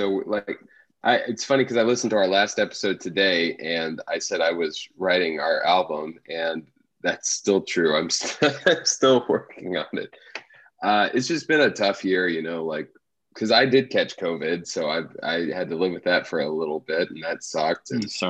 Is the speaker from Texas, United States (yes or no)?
yes; Texas, United States; accent: country; moved away; I have this really spot on country accent because I grew up in Texas.